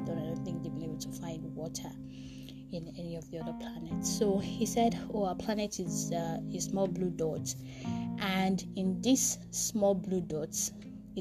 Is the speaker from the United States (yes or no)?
no; Nigeria; my nationality as a Nigerian, being in Africa